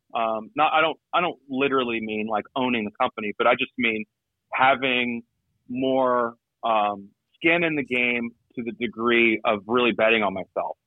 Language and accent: English; Georgia, United States; moved away; I grew up in Georgia, so I I I, uh, I got to go a couple times when I lived there